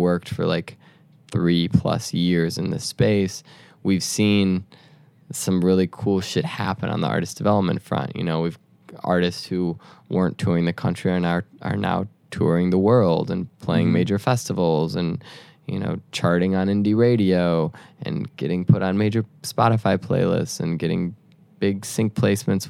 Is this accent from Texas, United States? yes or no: no; Chicago, Illinois, United States; moved away; also born or lived in Detroit; I grew up in Chicago around like the Chance the Rapper world.